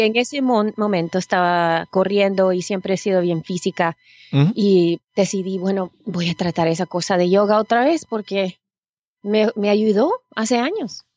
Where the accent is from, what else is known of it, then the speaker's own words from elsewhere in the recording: San Salvador, El Salvador; now in United States; Yo nací en El Salvador, en San Salvador.